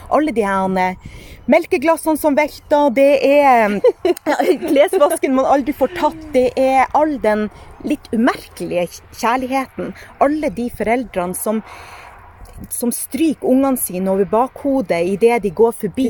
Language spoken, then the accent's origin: Norwegian; Sortland, Nordland, Norway; moved away; Født og oppvokst på Sortland